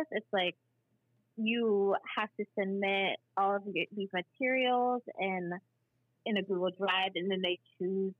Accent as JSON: {"language": "English", "region": "Ohio", "country": "United States", "tie": "born or raised there", "said": "I grew up in Ohio, so, like, I didn't have a lot of black teachers"}